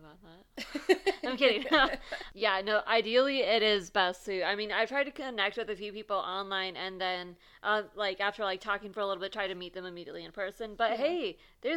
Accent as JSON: {"language": "English", "region": "California", "country": "United States", "said": "I'm Californian"}